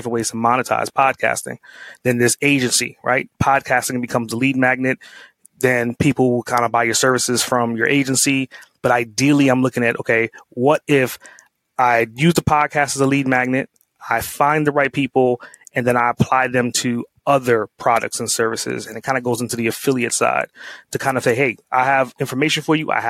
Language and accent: English; New York City, New York, United States; growing up in Brooklyn